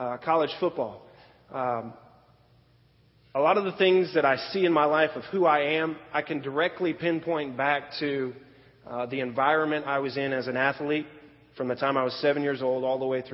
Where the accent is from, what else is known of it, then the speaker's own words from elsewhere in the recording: Florida, United States; also born or lived in Pennsylvania; we moved to Florida